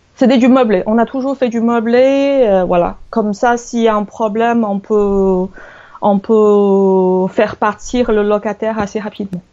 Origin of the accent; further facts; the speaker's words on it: China; now in France; je suis chinoise